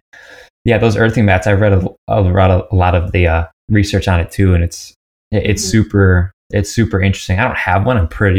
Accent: United States; I'm from the States originally.

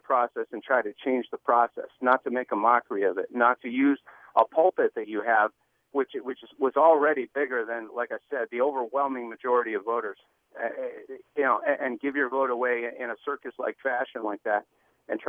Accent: Montreal, Quebec, Canada; now in Seattle, United States; I'm from Montreal

